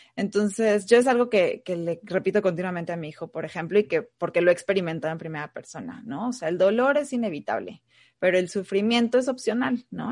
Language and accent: Spanish; Mexico; also born or lived in Argentina; now in United States; Soy mexicana, vivo actualmente en Estados Unidos y anteriormente viví también en Argentina